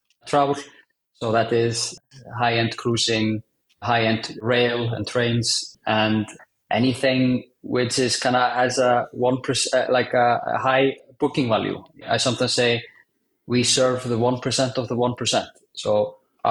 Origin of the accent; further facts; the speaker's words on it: Iceland; Was very fortunate to work in my home country of Iceland